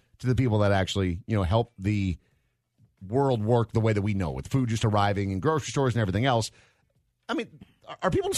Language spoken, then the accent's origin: English; Minnesota, United States; moved away; Growing up in Minnesota, obviously very far north